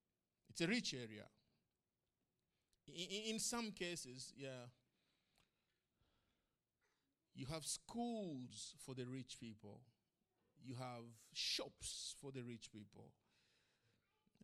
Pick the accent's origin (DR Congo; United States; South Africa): DR Congo; Bukavu, South Kivu; moved away as an adult; also born or lived in Kigali, Rwanda / Kampala, Uganda / Arusha, Tanzania / Sydney, Australia; now in Tamworth, Australia; I lived in a town called Bukavu